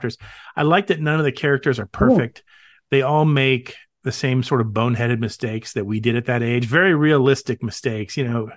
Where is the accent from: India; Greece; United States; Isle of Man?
United States; Florida; I grew up in Florida